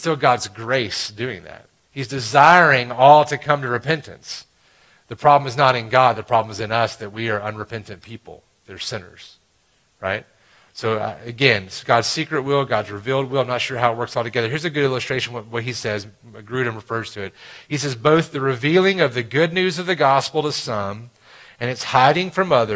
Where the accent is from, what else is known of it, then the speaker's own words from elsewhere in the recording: Alabama, United States; I grew up in Alabama, and I played baseball in Alabama.